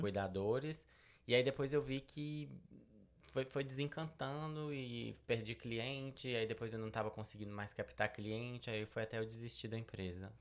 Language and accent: Portuguese; Belo Horizonte, Minas Gerais, Brazil; moved away as an adult; also born or lived in Betim; now in United States; Eu sou natural de Belo Horizonte, nasci em Belo Horizonte.